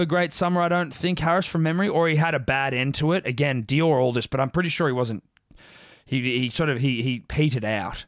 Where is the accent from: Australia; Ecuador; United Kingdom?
Australia; Southern Highlands, outside Sydney, New South Wales; I grew up in, uh, outside of Sydney, Mm. Southern Highlands region.